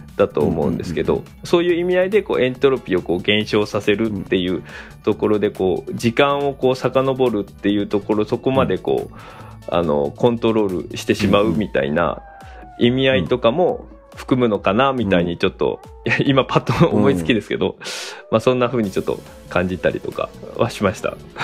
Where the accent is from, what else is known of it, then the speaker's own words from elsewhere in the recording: Yatsushiro, Kumamoto, Japan; moved away as an adult; now in Kasuga, Japan; 僕はもともと熊本の八代っていうところの端っこに住んでました